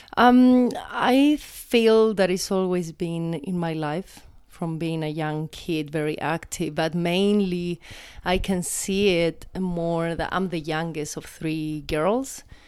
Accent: Chile; moved away; I grew up in the Atacama Desert

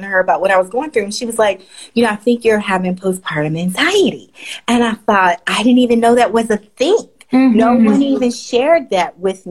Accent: the South, United States; as a Black woman, you know, growing up in the South

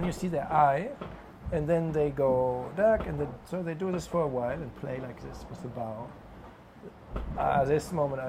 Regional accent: Oldenburg, Lower Saxony, Germany; my hometown, Oldenburg

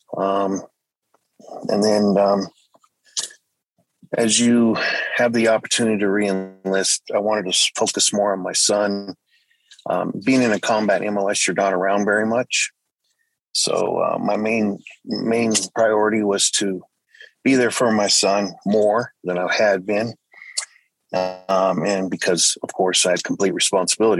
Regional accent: Atlanta, Georgia, United States; moved away as an adult; now in Colorado, United States; pretty much grew up in Atlanta, Georgia. Also did some time out in Colorado because of family situations.

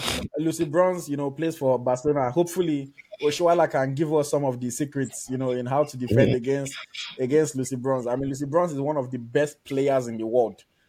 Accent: Nigeria; I also obviously as a Nigerian

